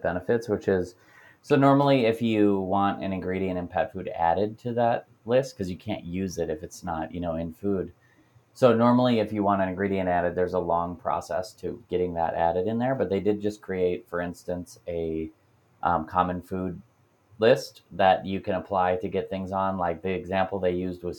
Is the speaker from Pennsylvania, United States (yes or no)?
yes; Pennsylvania, United States; Pennsylvania, my home state